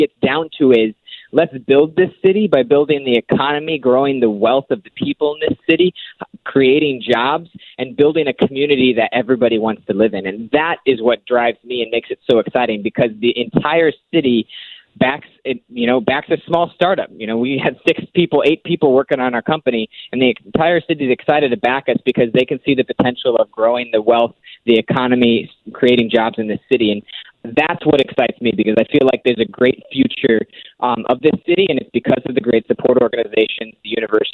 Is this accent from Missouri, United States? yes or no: yes; St. Louis, Missouri, United States; born and raised in St. Louis